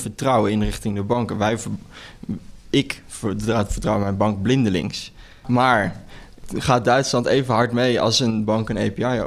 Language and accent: Dutch; Netherlands; wij als Nederlanders